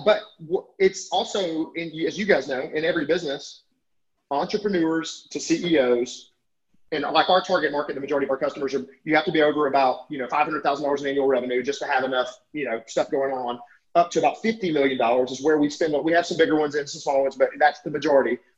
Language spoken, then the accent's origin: English; Alabama, United States; I'm from Alabama